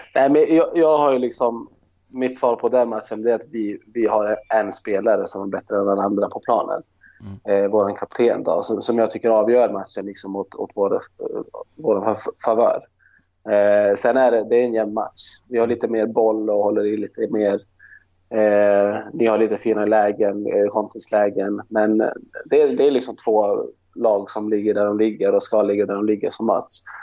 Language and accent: Swedish; Luleå, Norrbotten County, Sweden; moved away; Jag är från Luleå